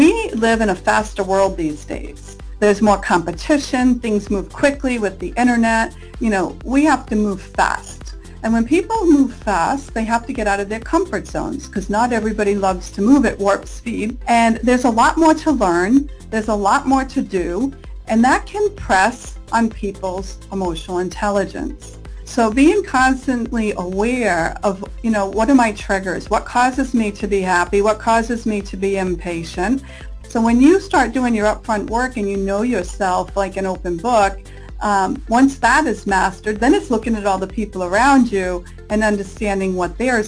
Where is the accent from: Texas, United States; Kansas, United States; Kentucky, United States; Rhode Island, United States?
Rhode Island, United States; now in California, United States; I'm from Rhode Island on the East Coast.